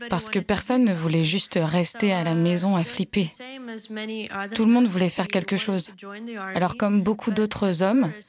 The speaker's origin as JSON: {"language": "French", "country": "Ukraine", "said": "la tête des Allemands quand ils entendaient que je venais d'Ukraine."}